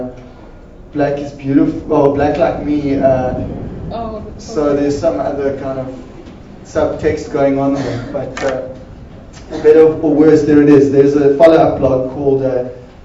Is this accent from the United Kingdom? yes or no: no; Port Elizabeth, Eastern Cape, South Africa; we're actually both from Port Elizabeth